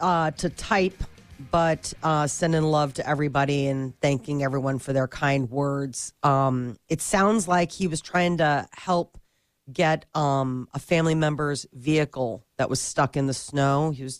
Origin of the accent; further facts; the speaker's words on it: United States; we're American